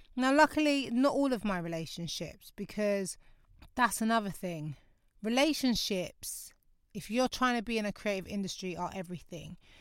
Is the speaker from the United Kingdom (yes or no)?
yes; London, United Kingdom; moved away as an adult; now in North West London, United Kingdom; My hometown's Lewisham